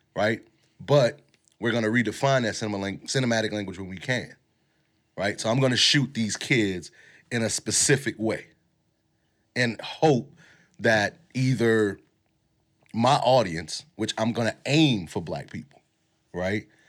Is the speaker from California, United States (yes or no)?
no; New Orleans, Louisiana, United States; us growing up in New Orleans